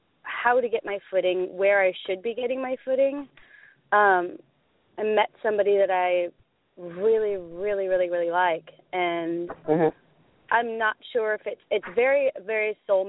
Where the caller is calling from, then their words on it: Oregon, United States; From Oregon.